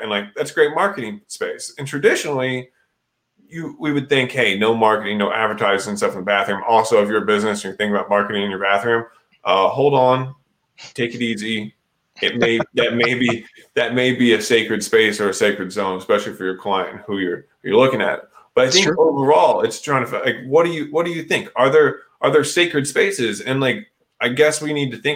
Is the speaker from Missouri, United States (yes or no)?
yes; Missouri, United States; growing up in Missouri